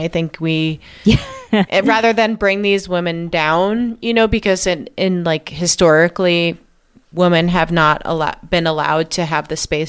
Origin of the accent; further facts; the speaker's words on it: Cold Spring Harbor, New York, United States; I went to high school in Cold Spring Harbor.